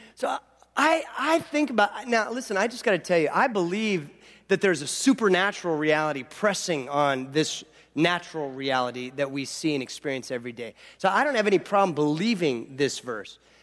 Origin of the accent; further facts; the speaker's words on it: Southern California, United States; growing up in Southern California